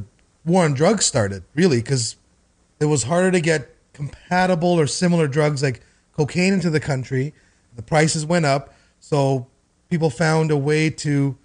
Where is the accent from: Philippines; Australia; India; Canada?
Canada; I'm Canadian